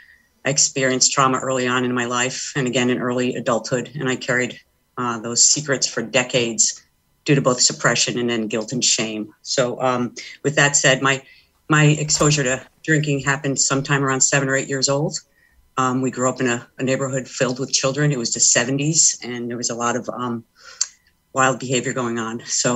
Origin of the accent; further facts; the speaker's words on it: Stamford, Connecticut, United States; Well, I was raised in Stamford, and I was one of six children, the first of three girls after three boys.